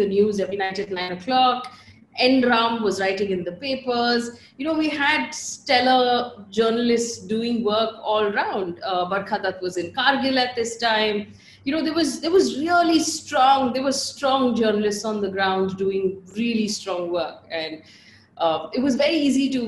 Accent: Bangalore, Karnataka, India; moved away as an adult; also born or lived in Chikmagalur; now in Mumbai, India; So all schooling in Bangalore, all college in Bangalore. I moved to Mumbai to work when I was 23, but I grew up completely in Bangalore. You can hear it in my accent.

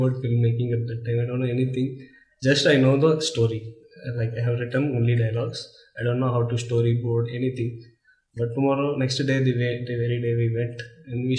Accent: Visakhapatnam, Andhra Pradesh, India; I grew up in Vizag

